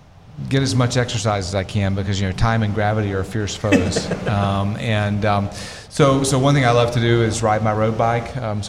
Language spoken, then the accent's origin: English; Northeast Georgia, United States; moved away as an adult; also born or lived in Greenville, South Carolina / Washington, D.C. area / Oregon; now in Charlotte, United States; I'm from the South. I grew up in a tiny mountain town in Northeast Georgia.